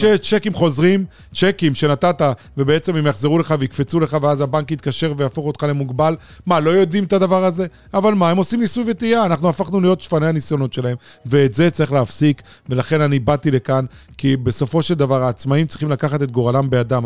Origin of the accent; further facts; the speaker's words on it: Holon, Tel Aviv District, Israel; גדלתי והתחנכתי בעיר חולון